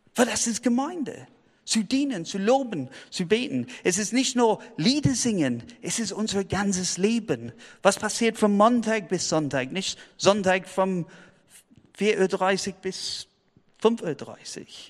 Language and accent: German; United Kingdom; German is a second language; now in Tübingen, Germany